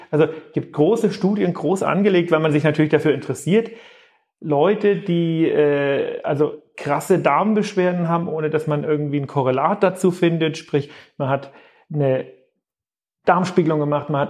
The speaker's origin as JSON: {"language": "German", "town": "Greiz", "region": "Thuringia", "country": "Germany", "said": "Nein, also ähm, ich komme komm aus dem Osten, ich komme aus Thüringen."}